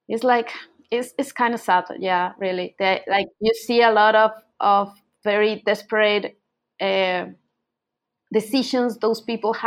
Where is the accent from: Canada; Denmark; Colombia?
Colombia; I'm from Colombia, and Colombia Colombia is next to Venezuela